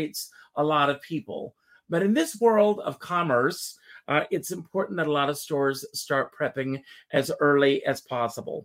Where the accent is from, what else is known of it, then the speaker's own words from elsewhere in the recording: South Carolina, United States; I grew up in South Carolina. I grew up in a very rural area.